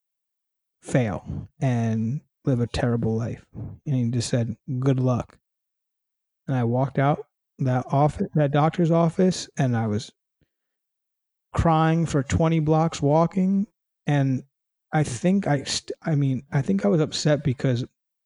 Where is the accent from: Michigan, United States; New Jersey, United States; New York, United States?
New York, United States; New York City; moved away as an adult; now in California, United States; I live in California now. I'm originally from New York City